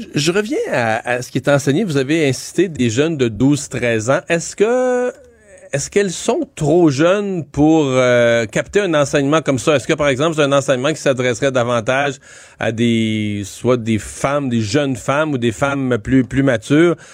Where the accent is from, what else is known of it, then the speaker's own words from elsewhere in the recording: Rivière-du-Loup, Quebec, Canada; moi je suis de Rivière-du-Loup